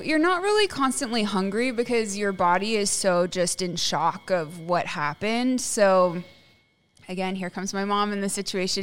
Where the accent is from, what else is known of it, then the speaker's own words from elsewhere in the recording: Plano, Texas, United States; also born or lived in Houston, Texas; I grew up in Plano, and I had a pretty normal upbringing